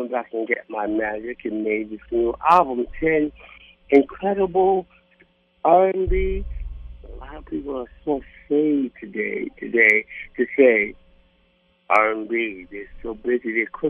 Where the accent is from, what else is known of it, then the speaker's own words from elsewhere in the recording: New York City, New York, United States; born and raised in Harlem